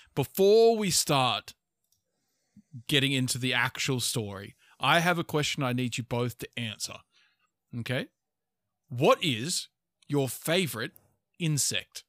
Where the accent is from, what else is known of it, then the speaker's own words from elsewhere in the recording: Australia; we're also Australian